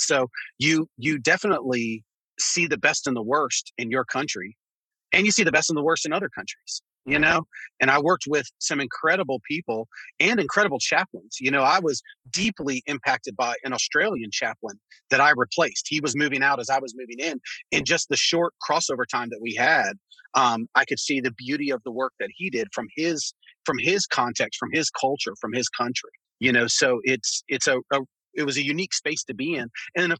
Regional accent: United States

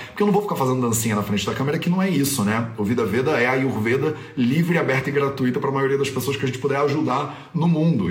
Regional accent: Rio de Janeiro, Brazil; no Brasil, principalmente no Rio de Janeiro, de onde eu sou

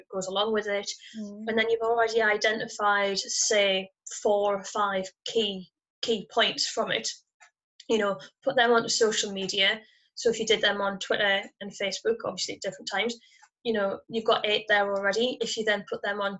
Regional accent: United Kingdom; accent: northern; my northern accent.

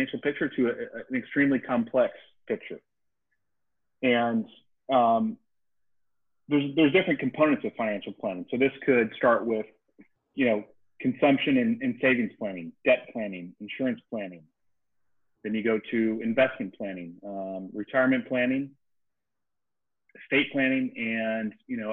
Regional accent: Dayton, Ohio, United States; moved away as an adult; also born or lived in Kentucky; now in Charleston, United States; Originally, I'm from Dayton, Ohio, and moved down here right after college.

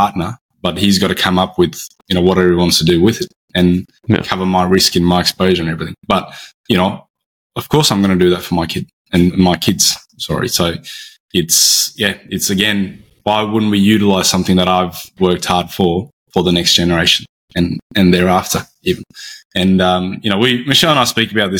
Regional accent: Brisbane, Queensland, Australia; I'm from Brisbane on the east coast of Australia.

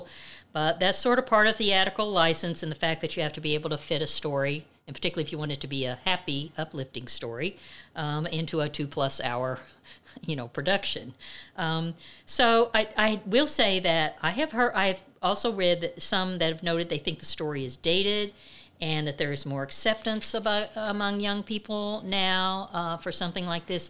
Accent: Midwest, United States; I grew up in the Midwest

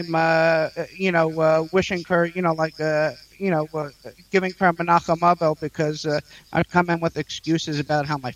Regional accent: New York City, New York, United States; also born or lived in Israel; I was born in Queens, New York, and I grew up there

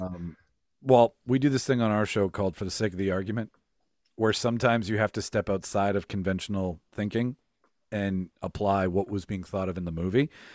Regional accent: Winnipeg, Manitoba, Canada; I'm from North Kildonan

